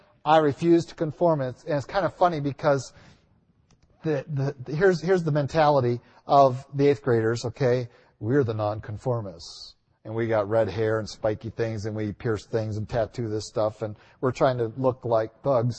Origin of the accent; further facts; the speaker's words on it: United States; I'm not even American